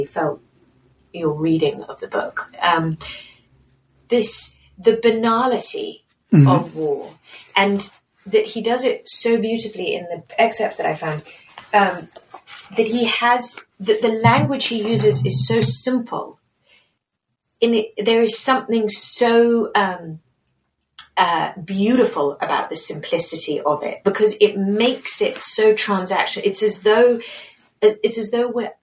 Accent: United Kingdom; as a Brit

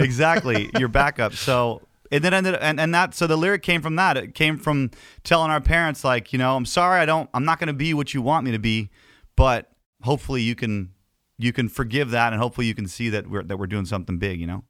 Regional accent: Canada; as a Canadian

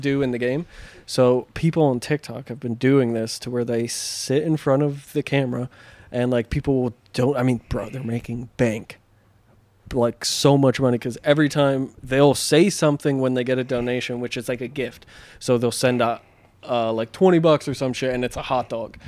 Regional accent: Pennsylvania, United States; now in California, United States; growing up in Pennsylvania

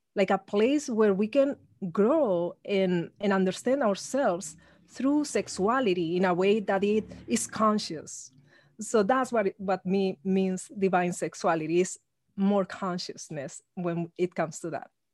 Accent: Spain; now in Los Angeles, United States; I come from Spain, actually, I, even though I live in Los Angeles. So I grew up in an ultra-conservative regime.

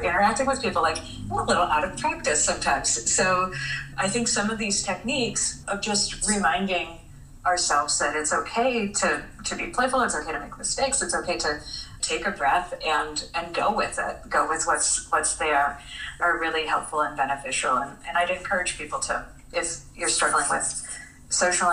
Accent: Chicago, Illinois, United States; I'm a Chicagoan

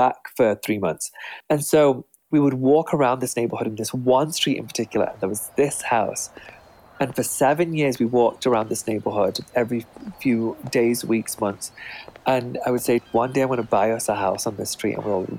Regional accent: England, United Kingdom; moved away as an adult; now in United States; The people who were successful in my hometown lived in old Tudor homes. That's very typical for my small town

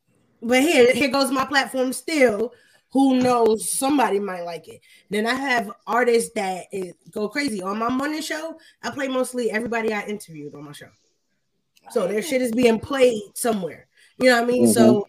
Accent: Ohio, United States; now in Atlanta, United States; So now when I see the people that I grew up with in Ohio going crazy, I'm like, all right, cool.

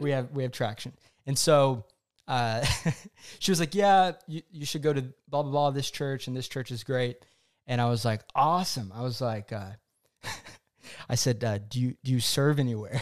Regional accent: Oklahoma, United States; also born or lived in New York City; now in Dallas, United States; my hometown of Oklahoma

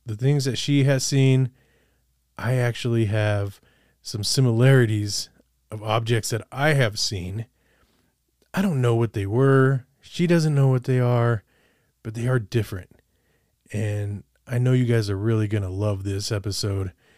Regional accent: Colorado, United States; born or raised there; also born or lived in Olympia, Washington / Los Angeles

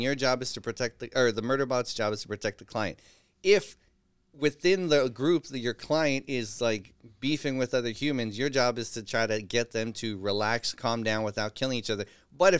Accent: San Francisco, California, United States; I'm from San Francisco.

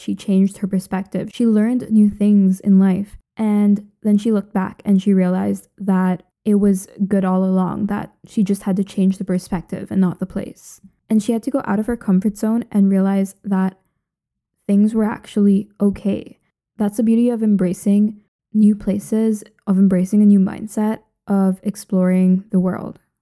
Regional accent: Philippines; moved away as an adult; also born or lived in Ithaca, New York, United States / Lisbon, Portugal; now in Edinburgh, United Kingdom; I grew up in the Philippines and literally lived there until very recently.

